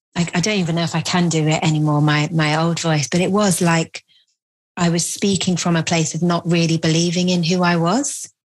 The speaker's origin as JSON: {"language": "English", "town": "Bristol", "region": "South West England", "country": "United Kingdom", "tie": "born or raised there", "said": "I grew up in Bristol"}